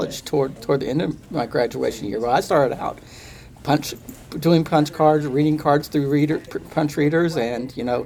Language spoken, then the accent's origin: English; Pasadena, Texas, United States; I grew up in Pasadena, Texas